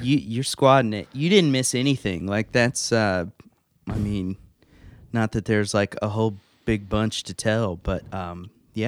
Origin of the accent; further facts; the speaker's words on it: Evansville, Indiana, United States; I am from Evansville, um, grew up here, went to school here